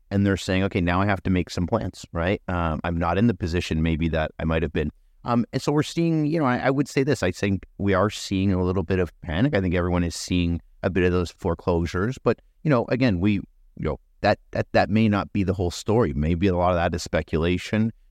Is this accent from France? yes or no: no; Canada; as a Canadian, I think, getting through the winter